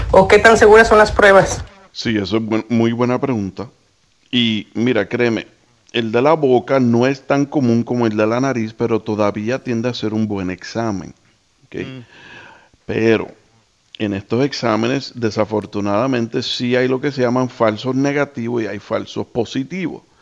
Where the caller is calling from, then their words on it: Michigan, United States; de Michigan.